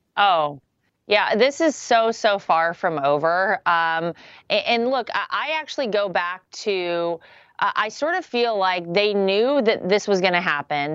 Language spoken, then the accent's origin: English; North Carolina, United States; moved away; home state is North Carolina. My family still lives there. I still consider it home.